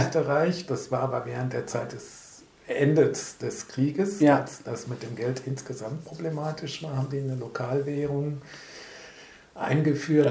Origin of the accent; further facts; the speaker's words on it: Bonn, North Rhine-Westphalia, Germany; Ich bin gebürtiger Bonner